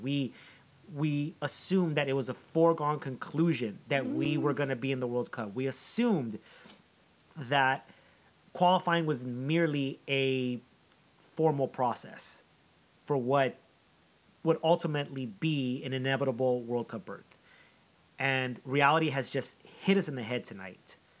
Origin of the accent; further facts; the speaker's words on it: United States; my dad is Colombian. I'm an American